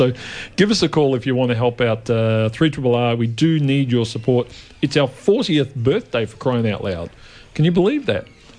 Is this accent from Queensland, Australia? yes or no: no; Melbourne, Victoria, Australia; also born or lived in Sydenham, Melbourne; I grew up in Yarraville.